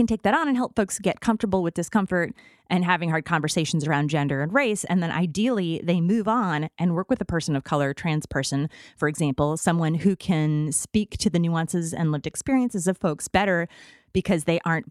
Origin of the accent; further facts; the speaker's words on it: Midwest, United States; I'm from the Midwest